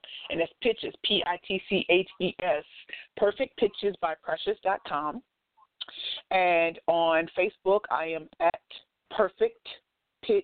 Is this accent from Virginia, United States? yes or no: no; St. Louis, Missouri, United States; I'm from St. Louis